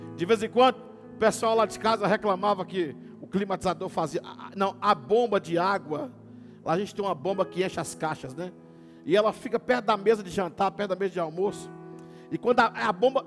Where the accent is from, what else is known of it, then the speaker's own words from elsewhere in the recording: Teófilo Otoni, Minas Gerais, Brazil; moved away as an adult; now in Governador Valadares, Brazil; Eu, eu nasci em Cafotone, morei minha vida inteira lá